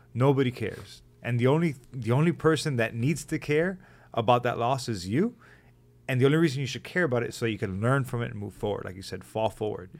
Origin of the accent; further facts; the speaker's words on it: Hialeah, Florida, United States; I'm a kid from Hialeah